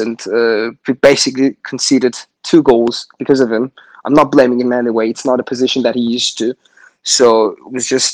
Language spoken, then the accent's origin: English; United Kingdom; I'm British